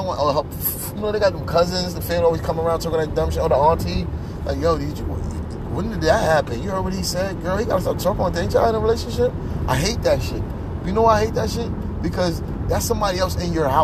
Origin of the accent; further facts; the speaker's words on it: New York City, New York, United States; also born or lived in Pennsylvania; Even though I'm from South Jamaica, Queens, Pennsylvania is my background